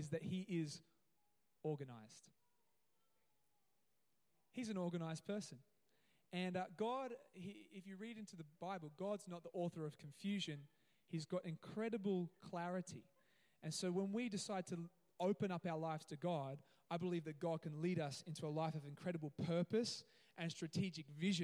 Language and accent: English; Gold Coast, Queensland, Australia; now in Cairns, Australia; I grew up on the Gold Coast